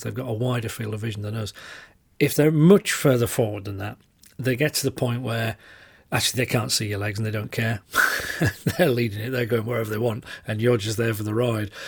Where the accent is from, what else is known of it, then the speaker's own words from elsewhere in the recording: the north of England, United Kingdom; accent: northern; I'm very aware of my northern accent